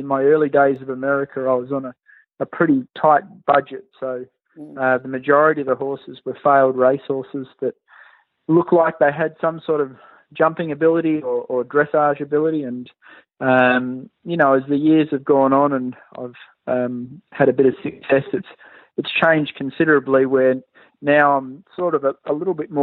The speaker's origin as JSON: {"language": "English", "country": "Australia", "tie": "born or raised there", "also_born_or_lived": "Pennsylvania", "moved": "as an adult", "lives_now": "United States", "said": "as a young boy growing up in Australia"}